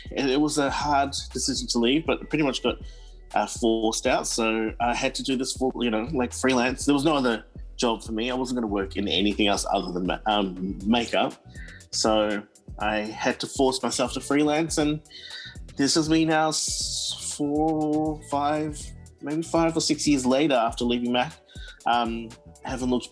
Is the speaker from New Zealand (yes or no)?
yes; Auckland, New Zealand; now in Melbourne, Australia; I was born and bred in Auckland, New Zealand, in East Auckland. I grew up in Howick, in Pakuranga area